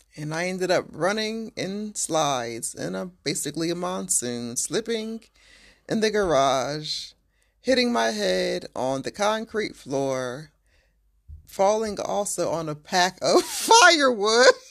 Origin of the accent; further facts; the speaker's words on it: Waldorf, Maryland, United States; I am from south of D C